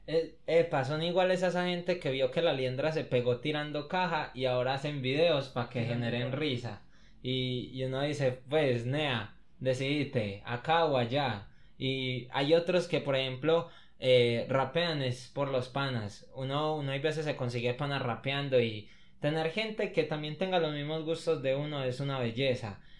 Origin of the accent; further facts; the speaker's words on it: Copacabana, Antioquia, Colombia; yo soy de Copa